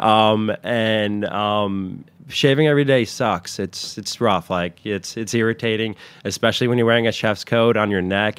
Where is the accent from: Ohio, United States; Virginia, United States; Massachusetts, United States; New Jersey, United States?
New Jersey, United States; Westwood; I grew up in, uh, Westwood, New Jersey